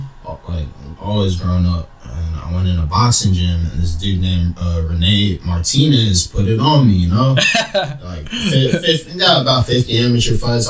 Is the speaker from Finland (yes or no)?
no; Bermuda; also born or lived in Massachusetts; now in United States; I'm from Bermuda